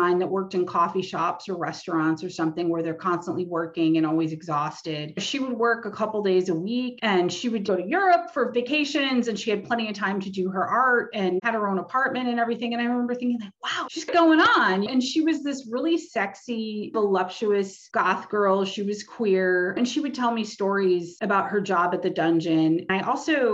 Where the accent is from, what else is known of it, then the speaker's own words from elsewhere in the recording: Detroit, Michigan, United States; I grew up in the Detroit area